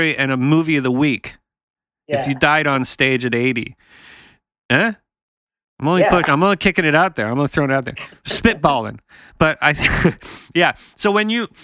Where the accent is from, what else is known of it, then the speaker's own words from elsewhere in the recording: Canada; I'm from Canada